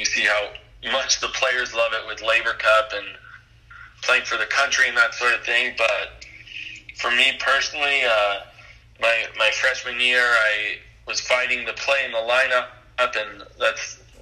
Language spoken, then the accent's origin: English; Long Beach, California, United States; growing up in Southern California